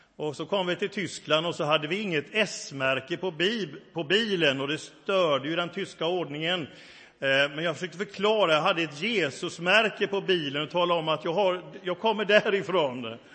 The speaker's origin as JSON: {"language": "Swedish", "country": "Sweden", "tie": "born or raised there", "also_born_or_lived": "England / France / Africa", "moved": "as an adult", "said": "jag är stolt över mitt hemland, tacksam för vårt land där jag är uppväxt"}